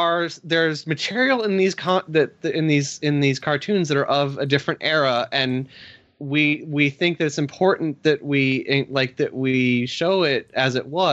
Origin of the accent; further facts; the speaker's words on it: Australia; Speaking of political cartoon stereotypes, Monterey Jack, I was always offended by as an Australian.